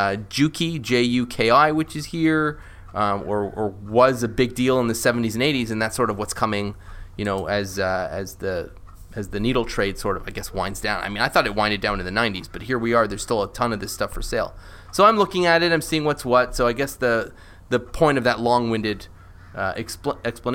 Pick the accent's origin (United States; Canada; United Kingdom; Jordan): Canada; I'm Canadian